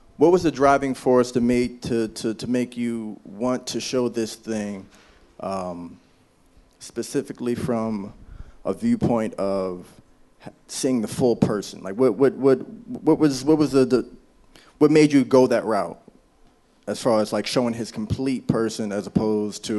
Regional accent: Baltimore, Maryland, United States; I'm from Baltimore

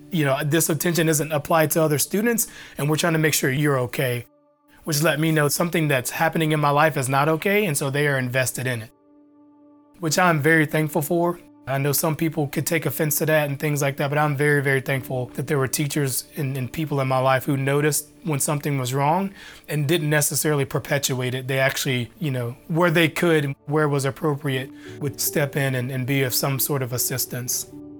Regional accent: Benton, Arkansas, United States; The Ralph Bunch community, it was bad, but there were elements that were good.

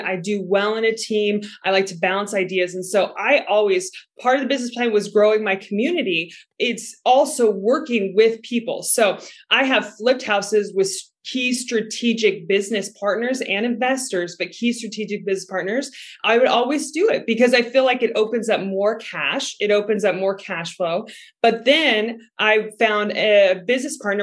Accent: Seattle, Washington, United States; moved away; also born or lived in Texas; I'm originally from Seattle, Washington, and I was living in Texas

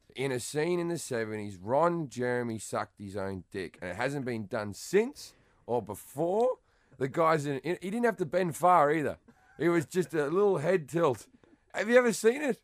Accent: Australia; moved away; I consider myself English, even though I'm Australian

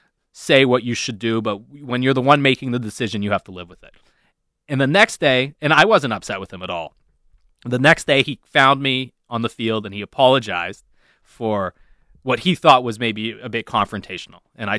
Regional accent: Texas, United States; You know, I'm a Southern guy. I'm a Texan guy.

